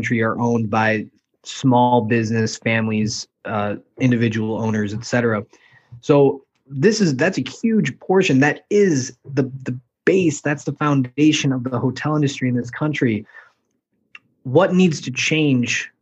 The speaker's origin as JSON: {"language": "English", "town": "Chicago", "region": "Illinois", "country": "United States", "said": "I'm from Chicago, but I've never been there"}